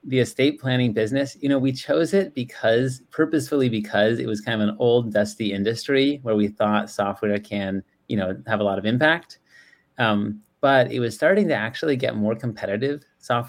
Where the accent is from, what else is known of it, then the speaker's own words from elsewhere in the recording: San Diego, California, United States; also born or lived in Bay Area, California; I was actually born in the Bay Area, but grew up in San Diego